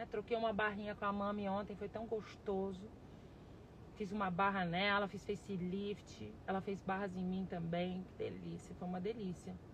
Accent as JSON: {"language": "Portuguese", "town": "Varginha", "region": "Minas Gerais", "country": "Brazil", "tie": "born or raised there", "also_born_or_lived": "Passos", "said": "Eu sou de Varginha, Minas Gerais. Eu moro aqui, eu morei aqui, né? Eu cheguei em Varginha com 5 anos de idade. Eu nasci em Passos, Minas Gerais, né?"}